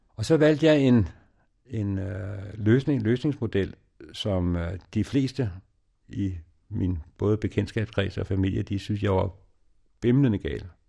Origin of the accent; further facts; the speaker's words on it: Denmark; also born or lived in Ethiopia; hjemme i Danmark